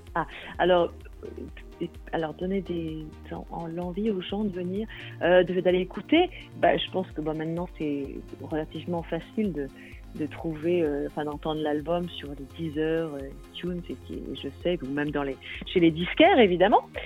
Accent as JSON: {"language": "French", "region": "Brittany", "country": "France", "tie": "born or raised there", "also_born_or_lived": "Wales", "first_language": "Breton", "second_language": "French", "moved": "as an adult", "said": "je vis en Bretagne depuis presque toujours"}